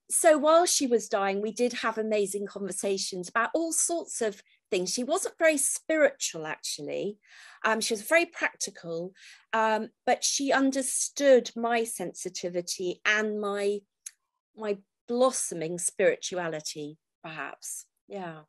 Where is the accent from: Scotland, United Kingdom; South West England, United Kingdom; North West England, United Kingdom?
South West England, United Kingdom; Falmouth; also born or lived in Redruth, Cornwall; I was born in Redruth in Cornwall, but my parents actually lived in Falmouth.